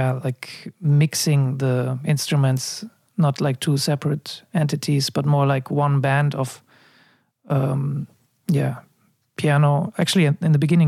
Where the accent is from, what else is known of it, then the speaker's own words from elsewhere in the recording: Munich, Bavaria, Germany; moved away as an adult; also born or lived in Amsterdam / China; I was born in Munich and I moved to Amsterdam when I was 19